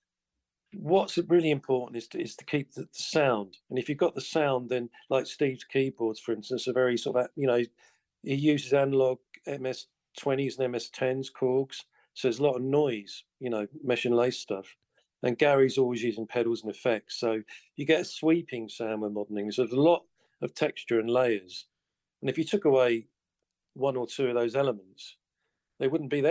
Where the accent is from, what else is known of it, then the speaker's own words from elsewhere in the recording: Colchester, East of England, United Kingdom; in England, in my hometown of Colchester